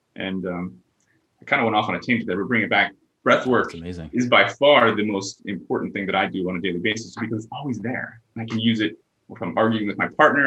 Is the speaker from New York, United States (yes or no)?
no; Pennsylvania, United States; growing up in Pennsylvania